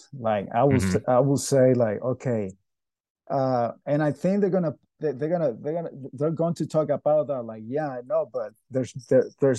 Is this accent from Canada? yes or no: no; Venezuela; moved away as an adult; now in United States